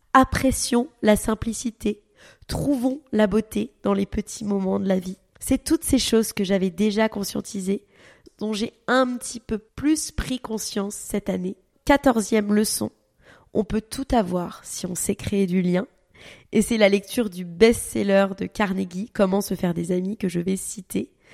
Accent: Paris, Île-de-France, France; also born or lived in Dubai; à la base on vient de Paris

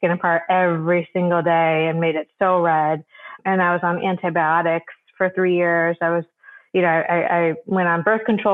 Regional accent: Michigan, United States; So I grew up in Michigan, just a suburb in Michigan

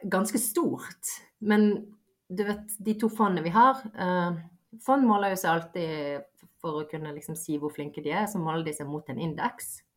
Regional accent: Bergen, Vestland, Norway; also born or lived in Bosnia / Voss / Askøy / Fjell; Det er jo der jeg har bodd uh, si mesteparten av livet.

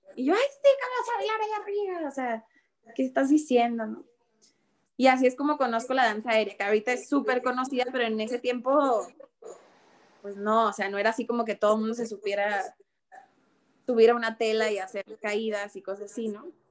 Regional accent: Ciudad Juárez, Chihuahua, Mexico; soy de Ciudad Juárez

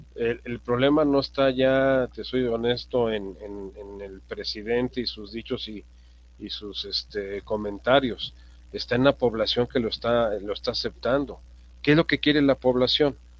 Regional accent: Mexico; como ciudadanos, como mexicanos

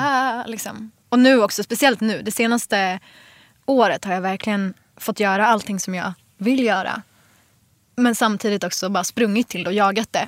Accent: Jordbro, Stockholm County, Sweden; also born or lived in Enskede; jag flyttade ju från Jordbro. Eh, när jag var, jag vet inte, 12

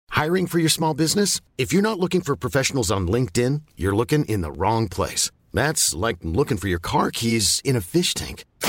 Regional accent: Quebec, Canada; mon enfance au Québec

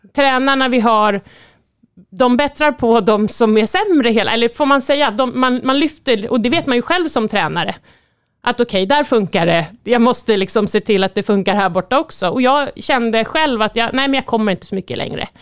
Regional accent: Sweden; som svensk

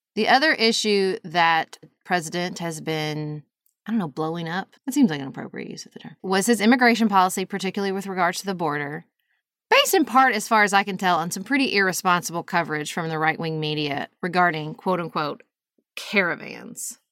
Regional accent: United States; my values as an American

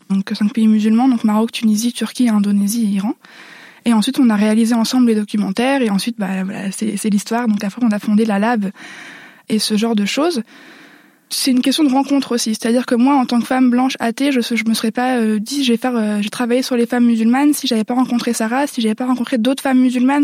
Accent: Nord-Pas-de-Calais, Hauts-de-France, France; accent: ch'ti; j'ai grandi dans le Nord-Pas-de-Calais

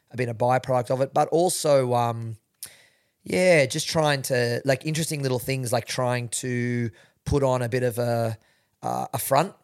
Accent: Sydney, New South Wales, Australia; I'm from, born and bred in Sydney

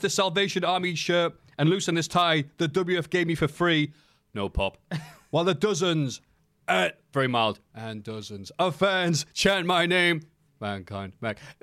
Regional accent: United Kingdom; I am British

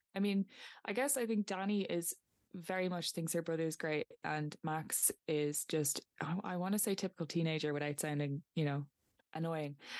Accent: County Meath, Ireland; I'm from Meath

